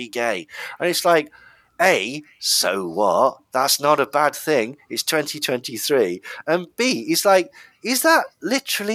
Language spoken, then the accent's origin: English; England, United Kingdom